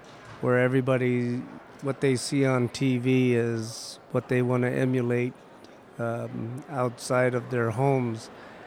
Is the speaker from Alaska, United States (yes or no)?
yes; Utqiagvik, Alaska, United States; ever since I can remember, I've always lived in Barrow, Alaska, all my life. Raised by a single mother